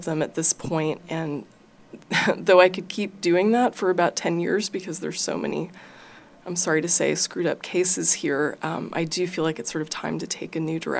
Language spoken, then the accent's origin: English; New York, United States; moved away as an adult; now in Austin, United States; I came from the East Coast originally, from New York, and I came to Austin.